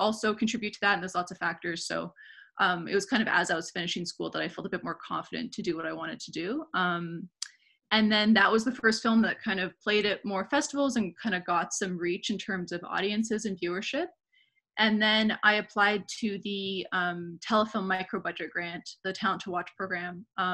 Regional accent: Vancouver, British Columbia, Canada; moved away as an adult; now in Montreal, Canada; I'm originally from Vancouver. I moved to Montreal like 8 years ago

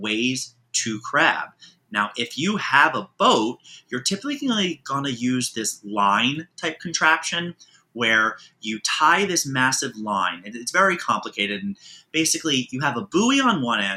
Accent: Baltimore, Maryland, United States; also born or lived in Manhattan, New York City; now in New York City, United States; I grew up in Baltimore, Maryland, which is more of the county area

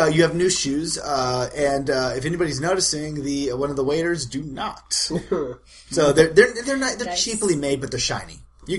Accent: Appleton, Georgia, United States; Oh, Appleton, Georgia.

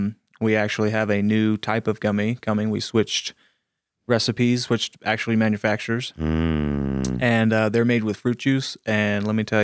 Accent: Ponce de Leon, Florida, United States; now in Colorado, United States; I'm from Florida.

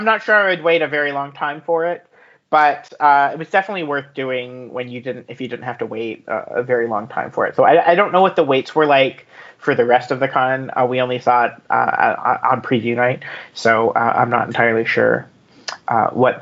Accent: United Kingdom; I'm British

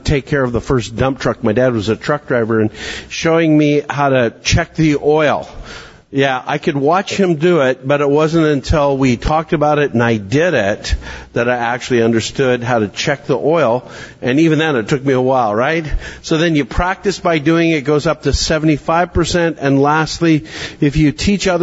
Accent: Canada; now in Williamson County, Tennessee, United States; I'm a Canadian

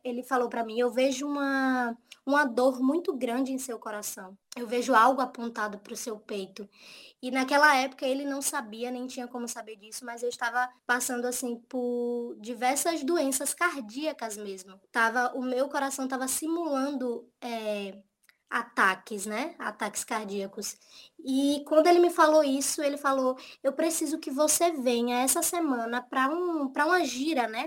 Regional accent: Salvador, Bahia, Brazil; moved away as an adult; now in Aracaju, Brazil; eu nasci em uma favela na Grande Salvador, uma favela chamada Portão

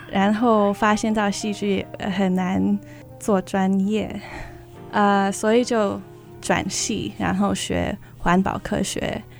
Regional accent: California, United States; Chinese is a second language; moved away as an adult; now in Oregon, United States; 我是在美国加州长大的，然后一年前我搬到奥利冈州

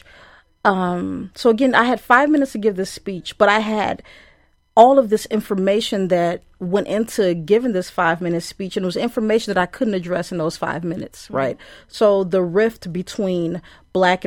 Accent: Chicago, Illinois, United States; now in Madison, United States; I'm from Chicago and I'm a woman who's in Madison

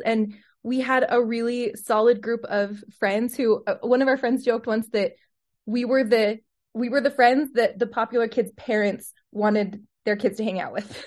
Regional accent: Utah, United States; also born or lived in Salt Lake City; I was born in Salt Lake City and mostly grew up in Utah

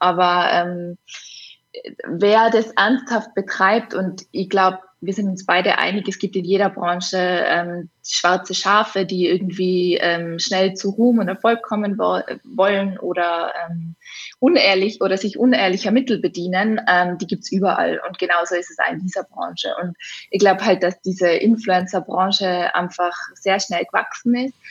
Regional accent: Innsbruck, Tyrol, Austria; auf Innsbruck bezogen, auf meine Heimatstadt

